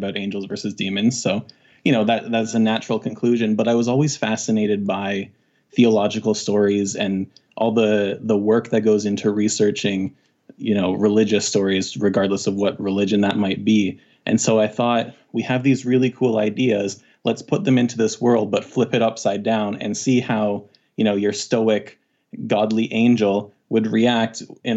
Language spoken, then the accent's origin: English; Canada; I'm from the Great White North in Canada.